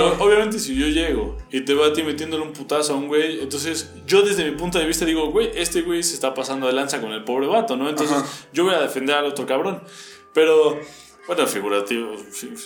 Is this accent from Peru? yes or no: no; Mexico; nosotros somos mexicanos